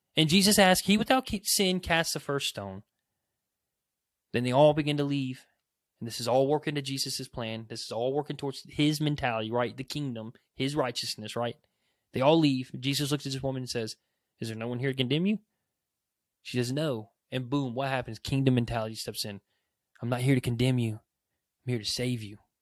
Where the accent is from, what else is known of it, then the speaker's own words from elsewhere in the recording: United States; as an American